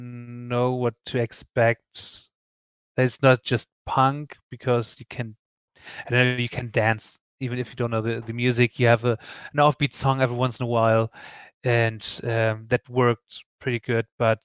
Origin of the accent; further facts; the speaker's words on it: Northern Germany, Germany; born there; accent: Hamburg-area dialect; And I was born near Hamburg, a bit more north. And so we have the same dialects.